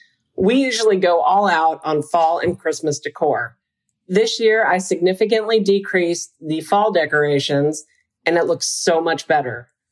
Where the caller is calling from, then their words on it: Bentonville, Arkansas, United States; I am calling from Bentonville, Arkansas.